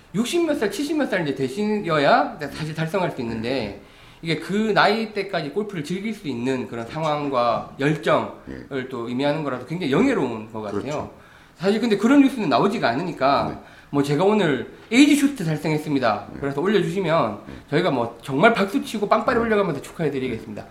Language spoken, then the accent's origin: Korean; Busan, South Korea; now in Seoul, South Korea; 원래 부산 출신이라